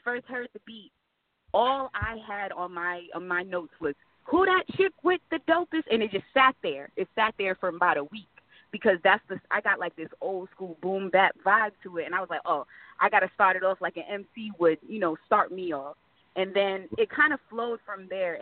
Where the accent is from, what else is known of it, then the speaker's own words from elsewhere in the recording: Providence, Rhode Island, United States; now in Fayetteville, United States; I was raised um for the majority of my life in Providence, Rhode Island